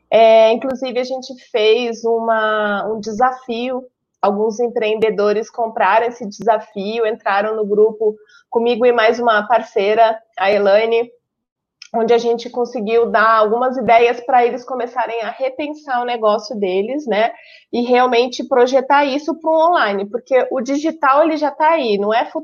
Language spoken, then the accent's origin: Portuguese; Rio de Janeiro, Brazil; now in Taboão da Serra, Brazil; eu sou carioca, apesar do sotaque ser misturado.